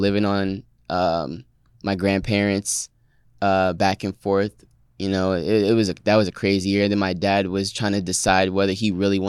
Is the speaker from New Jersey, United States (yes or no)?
yes; Trenton, New Jersey, United States; born there; I was born in Trenton, New Jersey.